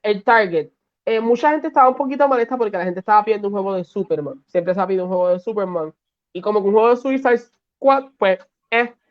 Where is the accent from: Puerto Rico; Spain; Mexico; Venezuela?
Puerto Rico; de PR